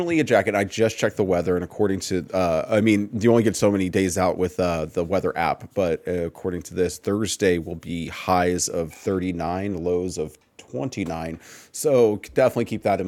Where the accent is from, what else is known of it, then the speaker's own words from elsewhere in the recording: Texas, United States; I am from Texas